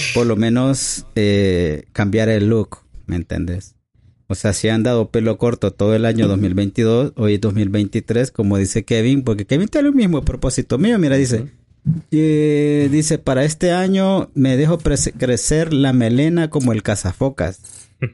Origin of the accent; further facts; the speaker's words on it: El Salvador; aquí hablamos como salvadoreño